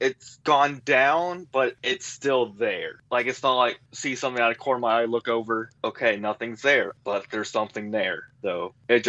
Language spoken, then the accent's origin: English; Georgia, United States; And from growing up in Georgia, learning about the Civil War, absolutely loving history